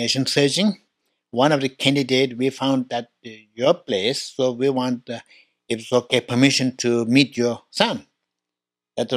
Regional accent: Tibet, China; moved away; I was born in Tibet, 1954

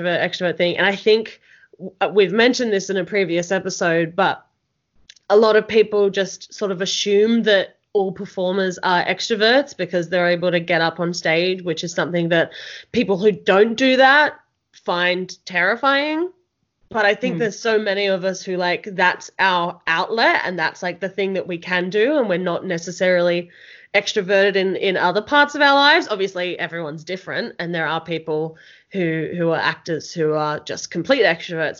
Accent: Melbourne, Victoria, Australia; now in Canberra, Australia; I'm initially from Melbourne and then moved to Canberra

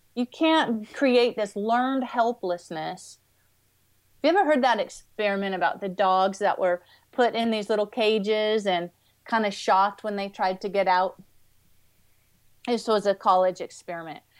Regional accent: Washington, United States; growing up in Washington State

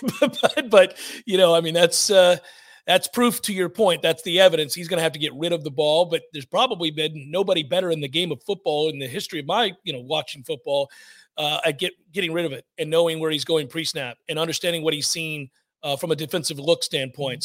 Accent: Tampa, Florida, United States; my childhood team, um, my hometown

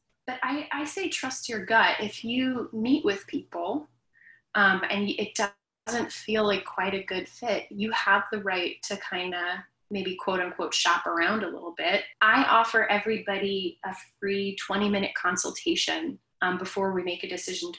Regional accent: New York City, New York, United States; I grew up in Queens and my whole family is here

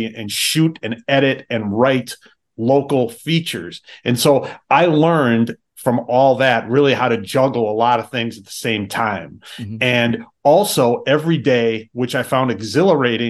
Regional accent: Wisconsin, United States; I'm from Wisconsin, I was new to Green Bay

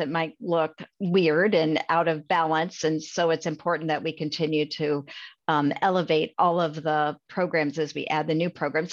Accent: Adair County, Iowa, United States; I grew up in Adair County and graduated from Adair Casey High School. uh, that's in Iowa

